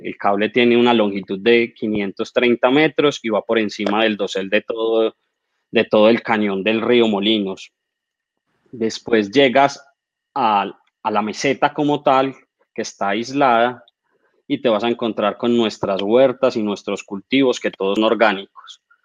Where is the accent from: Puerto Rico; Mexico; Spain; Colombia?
Colombia; Manizales, Caldas; soy arquitecto, eh, soy de Manizales.